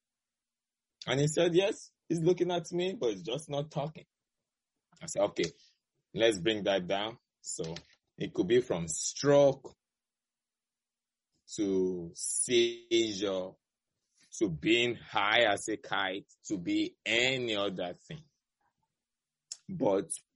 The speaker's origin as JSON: {"language": "English", "country": "Nigeria", "moved": "as an adult", "lives_now": "United States", "said": "my home country, Nigeria, which I'm very proud of where I went to medical school"}